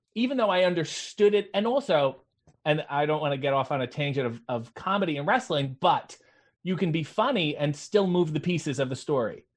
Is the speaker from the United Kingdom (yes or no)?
no; Canada; I played hockey as most Canadian children did